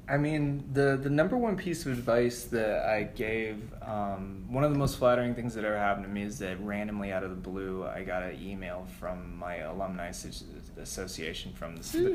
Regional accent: New Mexico, United States; moved away as an adult; also born or lived in Albuquerque, New Mexico / Los Angeles, California; now in New York, United States; I've worked in New Mexico, which is my home state

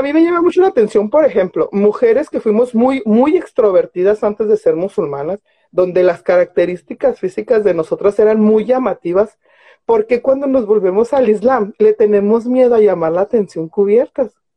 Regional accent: Mexico; also born or lived in Ciudad Juárez, Chihuahua; a mí como mexicana

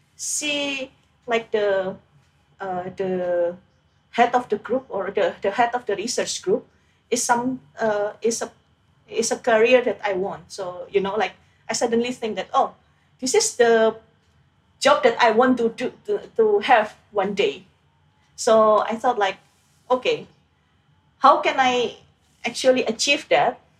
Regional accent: Indonesia; moved away; I grew up in Indonesia

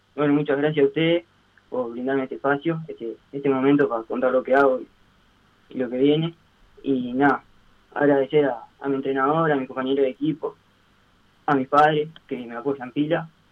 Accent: Las Piedras, Canelones, Uruguay; yo soy de Las Piedras

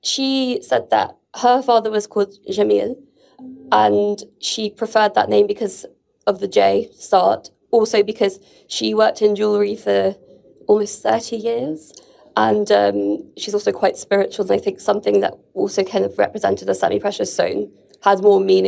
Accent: London, United Kingdom; I was born in London, but originally my mother is Lebanese

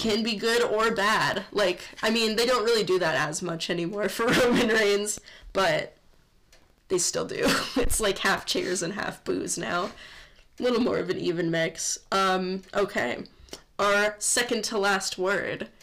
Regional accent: Midwest, United States; We're from the Midwest

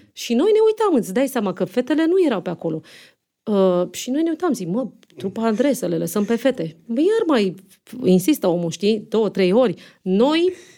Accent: Romania; moved away; also born or lived in Monte Carlo; noi nu suntem de aici din București, că eram singurele din provincie

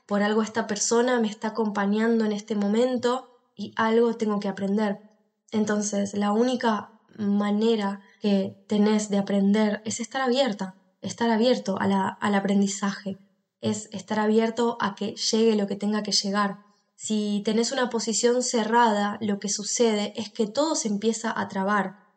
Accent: Argentina; now in Spain; en el que cuento mi experiencia de por qué me moví de país, por qué me fui de Argentina a España.

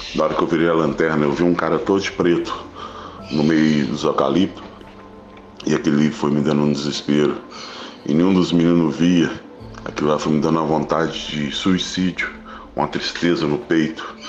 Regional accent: Minas Gerais, Brazil; a gente não somos mesmo de Esmeralda, somos de Tepsirica, Minas Gerais

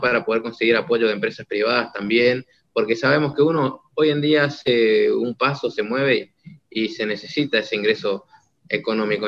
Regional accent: Argentina; empecé a plantar esa idea, no solamente en mi país

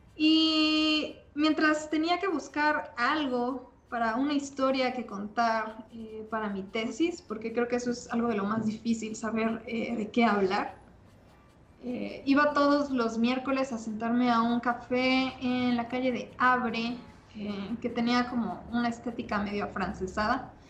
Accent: Mexico; no había nadie más de México, entonces eso me, hacía sentir un poco especial. Y como buena mexicana

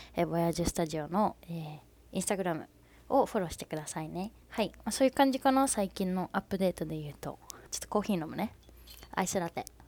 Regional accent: Fukuoka, Japan; 私福岡出身なんですけど福岡の出身

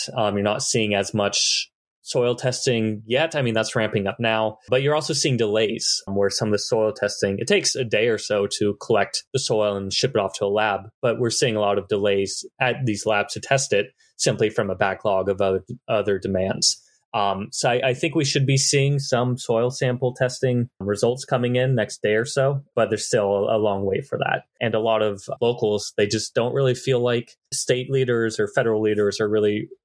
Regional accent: Southeast Ohio, United States; moved away; I grew up in Southeast Ohio across from DuPont.

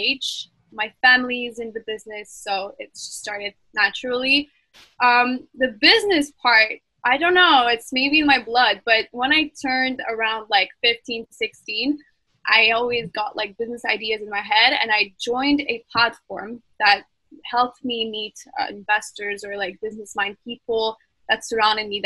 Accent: Montreal, Quebec, Canada; I'm from Montreal

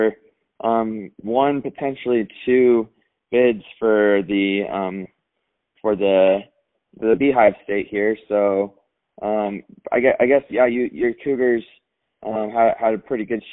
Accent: Cache Valley, Utah, United States; I'm a 435 myself, growing up in Cache Valley.

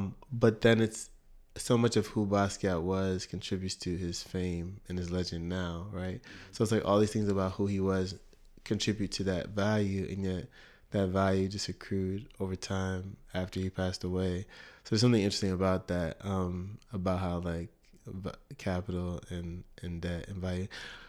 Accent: United States; I was born in Canada, but only lived there for a year. So I grew in Canada, you know, in Vancouver, Canada. But I was, but I grew up in the U.S.

